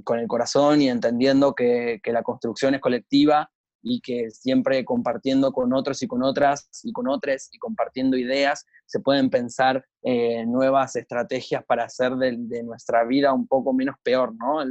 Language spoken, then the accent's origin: Spanish; Buenos Aires, Argentina; soy de Argentina, de Buenos Aires